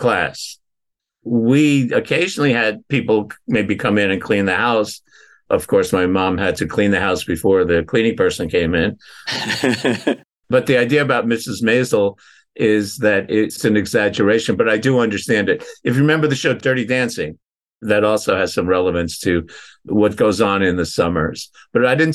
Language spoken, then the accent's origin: English; New York City, New York, United States; moved away as an adult; now in Northampton, United States; I'm a New Yorker who began his professional career as a special education teacher in New York City